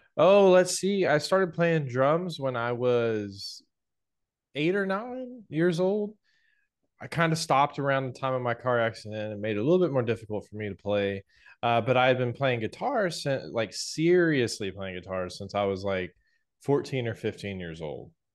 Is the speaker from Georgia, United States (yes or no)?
yes; Atlanta, Georgia, United States; moved away as an adult; also born or lived in Knoxville, Tennessee; from Atlanta where I grew up